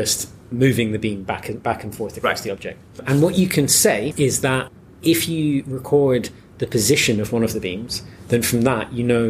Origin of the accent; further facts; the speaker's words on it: Musselburgh, Scotland, United Kingdom; I don't sound it, as has been pointed out by everyone I've ever spoken to. But I'm from here. I'm from Musselburgh.